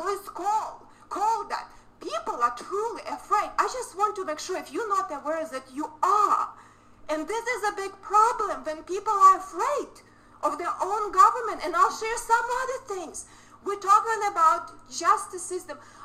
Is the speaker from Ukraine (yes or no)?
yes; Ukraine; born or raised there; moved away as an adult; now in United States